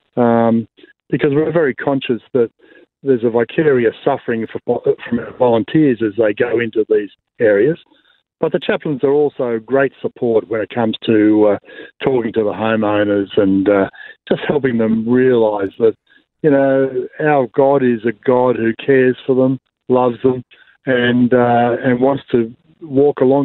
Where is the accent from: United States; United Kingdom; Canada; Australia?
Australia; Blue Mountains, New South Wales; I'm from the Blue Mountains